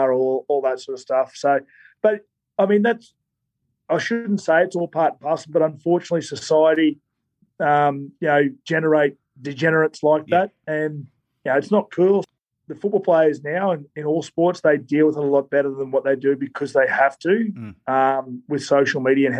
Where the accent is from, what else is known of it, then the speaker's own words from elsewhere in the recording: Queensland, Australia; I'm from Queensland